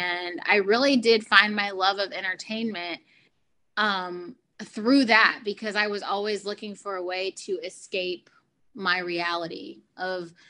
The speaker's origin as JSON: {"language": "English", "town": "Houston", "region": "Texas", "country": "United States", "tie": "born or raised there", "said": "I was born in Houston, Texas, to the parents of Cheryl and Mark"}